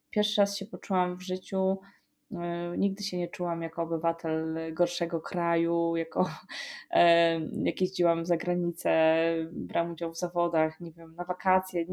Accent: Poland; jestem z Polski

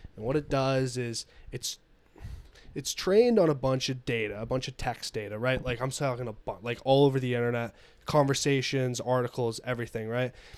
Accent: United States; I'm an American

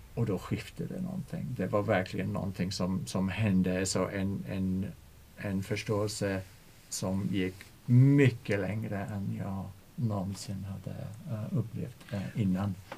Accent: England, United Kingdom; Swedish is a second language; moved away as an adult; now in Sweden; jag undervisar spanska i en svensk skola men jag är engelsman

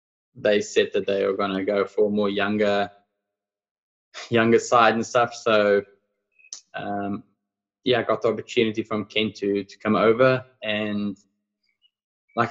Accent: Pretoria, Gauteng, South Africa; moved away; I was brought up in Pretoria in South Africa

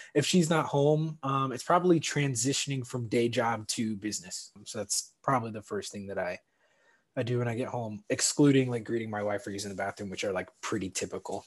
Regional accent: St. Louis, Missouri, United States; moved away as an adult; also born or lived in South Bend, Indiana; growing up in St. Louis

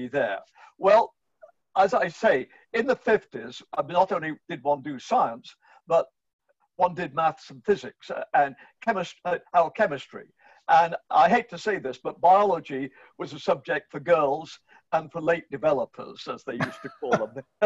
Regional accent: England, United Kingdom; moved away as an adult; also born or lived in Canada; now in Florida, United States; I grew up in England in the 1950s.

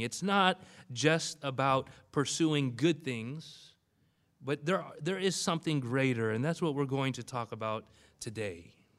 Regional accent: Bellflower, California, United States; I did grow up in this particular area, very close uh, to the Bellflower area. I went to a Dutch Reformed high school in Cerritos

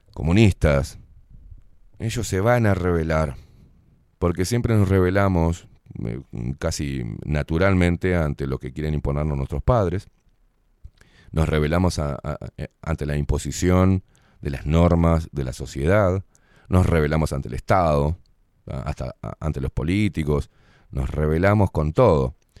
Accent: Uruguay; nacemos acá y es nuestra identidad

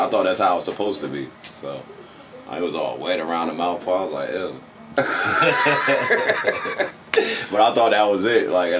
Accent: Orange, New Jersey, United States; I'm from Orange, New Jersey.

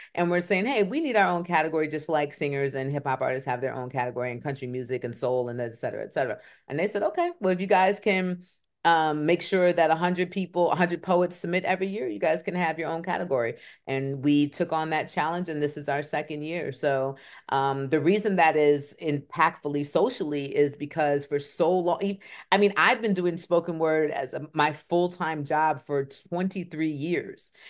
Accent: Kalamazoo, Michigan, United States; moved away; also born or lived in Atlanta, Georgia / Raleigh, North Carolina; I am from Kalamazoo, Michigan.

